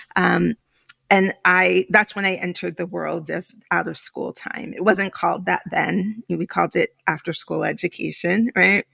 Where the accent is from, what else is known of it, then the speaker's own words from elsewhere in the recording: New York City, New York, United States; also born or lived in Philadelphia / Alaska / Puerto Rico; I'm Puerto Rican, I'm from New York